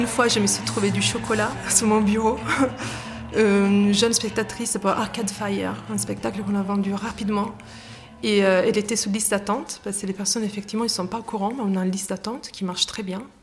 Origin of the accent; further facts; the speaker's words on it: Italy; French is a second language; moved away as an adult; also born or lived in England; now in Lyon, France; Je suis italienne, donc euh, ça fait désormais plus de dix ans que j'habite à Lyon, entre Lyon et l'Angleterre